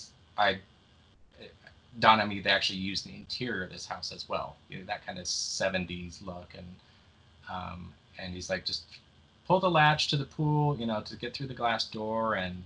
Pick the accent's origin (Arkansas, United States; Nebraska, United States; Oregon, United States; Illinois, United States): Nebraska, United States; moved away; I came all the way from Nebraska